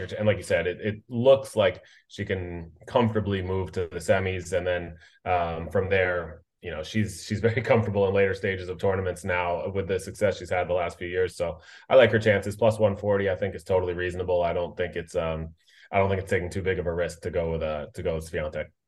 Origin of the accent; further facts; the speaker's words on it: United States; as an American